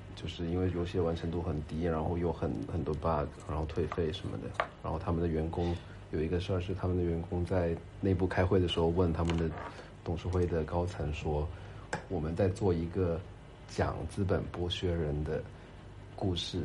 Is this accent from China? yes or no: yes; China; 我们中国人